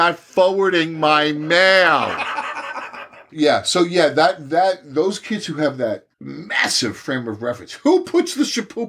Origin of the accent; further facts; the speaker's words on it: Mineola, New York, United States; Every year I was growing up in Mineola